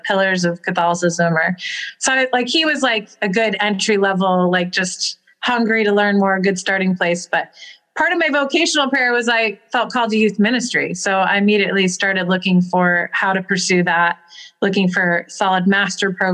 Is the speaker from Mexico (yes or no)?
no; Arlington Diocese, Virginia, United States; I grew up in the Arlington Diocese